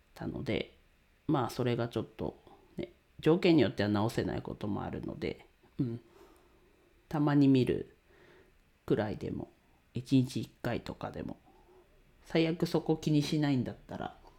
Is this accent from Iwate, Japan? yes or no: yes; Ninohe, Iwate, Japan; 地元岩手県二戸市で レンタルスペースを使って遊び場を提供しています